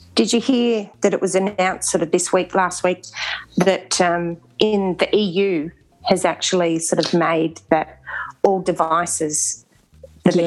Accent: Canberra, Australian Capital Territory, Australia; I grew up in Canberra and we were featured on the television because our primary school was the first school in Canberra to get

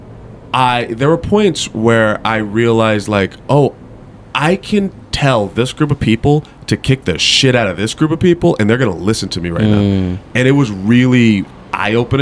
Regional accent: Riverside, California, United States; I grew up in Riverside

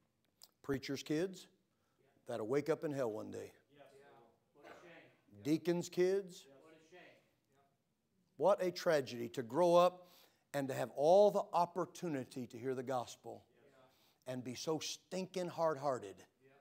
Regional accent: Florida, United States; I'm from Florida, right?

